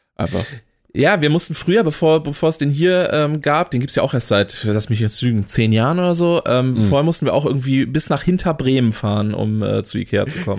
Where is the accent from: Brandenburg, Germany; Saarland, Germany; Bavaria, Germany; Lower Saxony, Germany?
Lower Saxony, Germany; Oldenburg; als Oldenburger